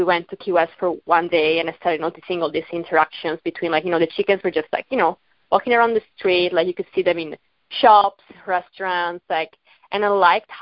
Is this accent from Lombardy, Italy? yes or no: no; Venice, Veneto, Italy; moved away; also born or lived in New York; I'm from Venice. I grew up in Venice.